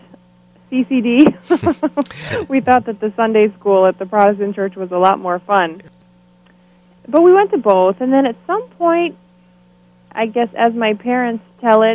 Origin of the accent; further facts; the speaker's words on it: Longmeadow, Massachusetts, United States; also born or lived in Boston, Massachusetts / Haifa, Israel; I grew up in Longmeadow, Massachusetts